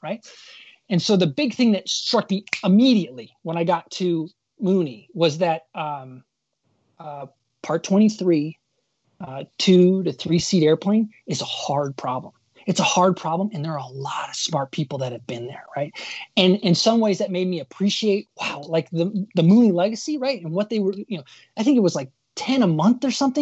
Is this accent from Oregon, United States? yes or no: no; Michigan, United States; growing up in Michigan